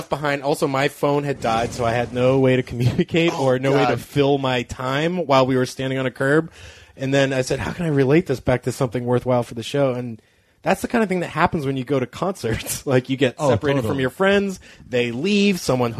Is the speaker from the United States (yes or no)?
yes; Cape Cod, Massachusetts, United States; we grew up on Cape Cod, Massachusetts